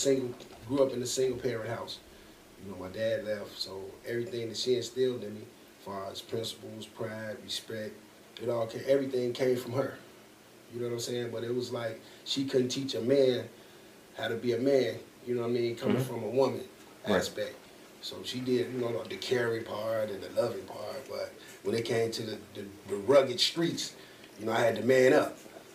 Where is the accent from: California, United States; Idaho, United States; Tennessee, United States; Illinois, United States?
Illinois, United States; Chicago; Man, it was, like, in the situation, man, growing up in Chicago, it was just a whole lot of different opportunities, you know, and it was rough.